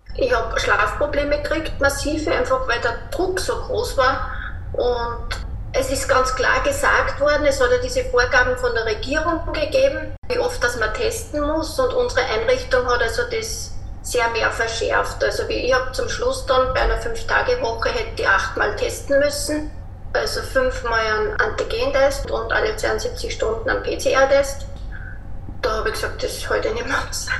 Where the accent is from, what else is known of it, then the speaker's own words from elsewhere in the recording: Linz, Upper Austria, Austria; Ich komme aus Österreich, aus Linz